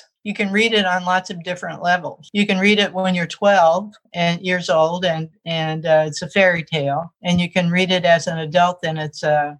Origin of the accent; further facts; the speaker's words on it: Arkansas, United States; accent: Southern; moved away as an adult; now in California, United States; I grew up in the South. I grew up in Arkansas, which is sort of a border state.